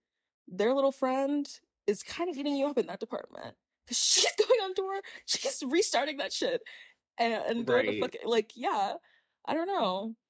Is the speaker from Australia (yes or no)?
no; Nigeria; And I'm Nigerian.